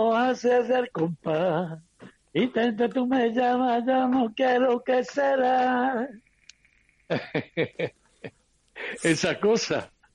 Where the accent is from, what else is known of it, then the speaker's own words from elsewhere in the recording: Andalusia, Spain; los andaluces estamos más repartidos que la lotería de Navidad